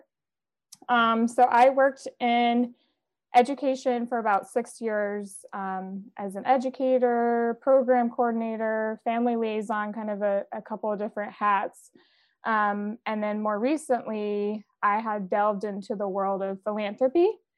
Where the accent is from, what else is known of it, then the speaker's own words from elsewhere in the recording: Tennessee, United States; now in Boston, United States; Currently based in Boston, Massachusetts, but I was born and raised in Tennessee, a somewhat rural area, foothills of Appalachia